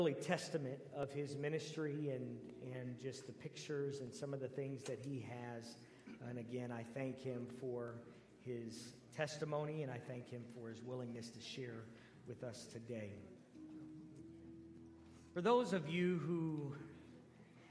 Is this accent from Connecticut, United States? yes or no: no; Canton, Ohio, United States; moved away; my home where I grew up is the amazing, great city of Canton, Ohio